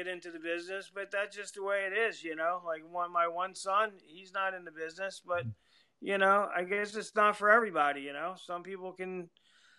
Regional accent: Philadelphia, Pennsylvania, United States; moved away; from Philadelphia, originally. That's where I was, born and raised in Philadelphia

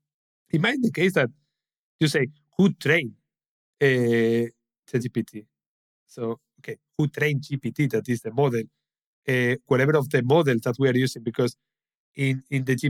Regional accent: Spain; English is a second language; I'm from Spain

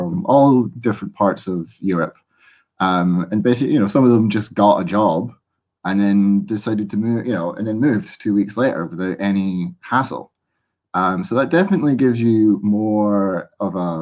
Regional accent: Scotland, United Kingdom; I feel more Scottish now

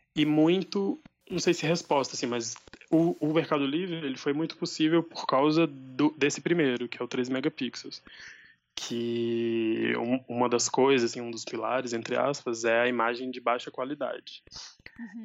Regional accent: Buritizeiro, Minas Gerais, Brazil; Eu nasci aqui, em Buritizeiro, é uma cidade do norte de Minas

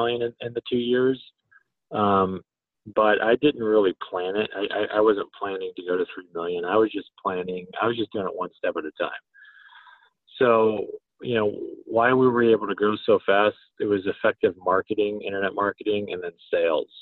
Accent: Colorado, United States; also born or lived in San Diego; I'm from Colorado

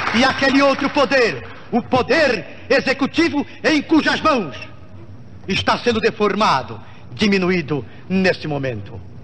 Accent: Brazil; como brasileiro

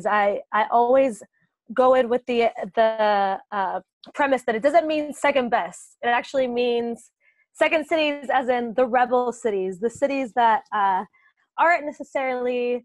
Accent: Puerto Rico; moved away as an adult; also born or lived in Boston, United States; now in London, United Kingdom; I am from Puerto Rico and I grew up there

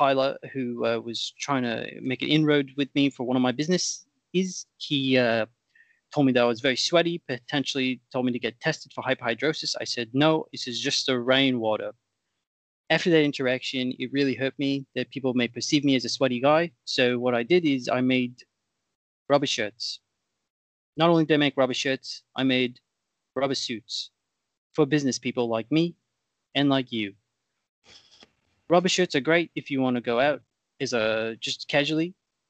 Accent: Australia; In all fairness, I'm from Australia. We have very different suite of products over there.

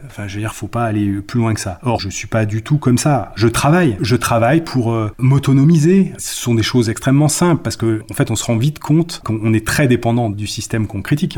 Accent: Haute-Savoie, Auvergne-Rhône-Alpes, France; Je suis originaire de Haute-Savoie

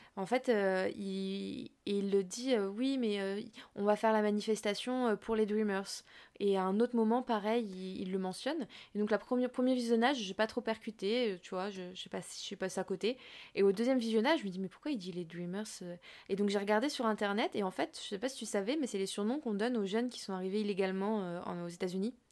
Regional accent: Fontainebleau, Île-de-France, France; now in Montreuil, France; j'habite à Montreuil depuis des années. Je vais pas dire que je viens de Montreuil. Si on me demande, ah, tu viens d'où Je vais dire, bah, de Fontainebleau, tu vois. Oui. Parce que juste mm. parce que c'est là que j'ai grandi

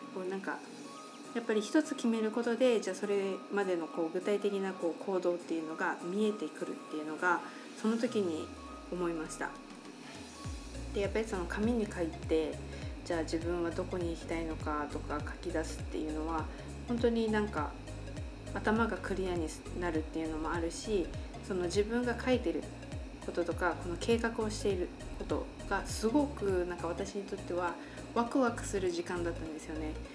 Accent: Japan; also born or lived in United States / Taiwan; 私は日本の田舎で育ち

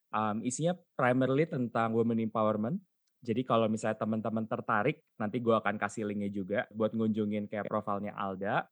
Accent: Bandung, West Java, Indonesia; Gue kan lahir dan besar di Bandung

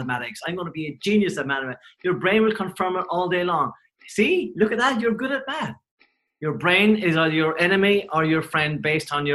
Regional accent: Cork, Munster, Ireland; I grew up in Cork, and we didn't have electricity or anything for a long time

